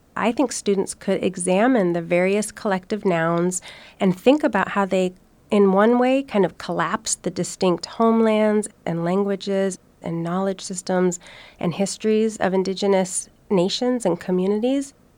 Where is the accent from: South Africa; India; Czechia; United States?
United States; Oregon; I'm a Liptic, Alaska native, but I was born and raised in Oregon.